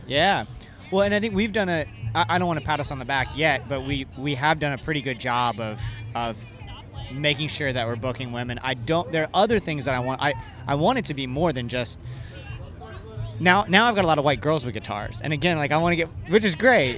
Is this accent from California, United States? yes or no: no; Ocala, Florida, United States; I grew up in Ocala